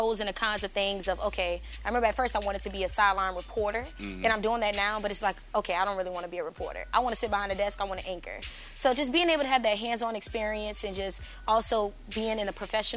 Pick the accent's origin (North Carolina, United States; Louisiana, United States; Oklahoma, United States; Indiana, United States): Louisiana, United States; New Orleans; Born and raised on the West Bank